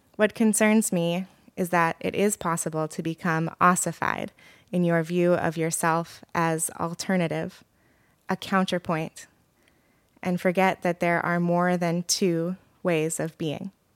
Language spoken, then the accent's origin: English; Oregon, United States; moved away as an adult; also born or lived in Ann Arbor, Michigan; now in New York, United States; I grew up in Oregon and currently live in New York